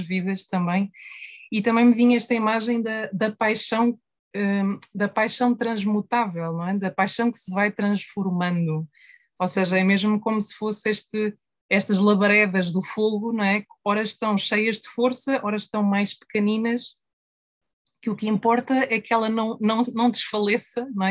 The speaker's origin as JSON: {"language": "Portuguese", "country": "Portugal", "said": "a nossa história também como, como portugueses e como portuguesas"}